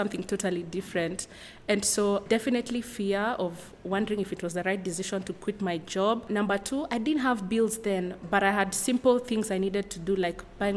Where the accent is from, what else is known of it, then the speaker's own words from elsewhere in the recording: Nairobi, Kenya; I am from Nairobi, Kenya